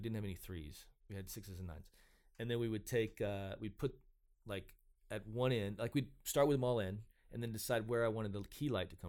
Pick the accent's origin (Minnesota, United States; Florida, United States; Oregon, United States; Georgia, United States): Georgia, United States; also born or lived in Arkansas; I grew up in Georgia and Arkansas and went to school in West Virginia.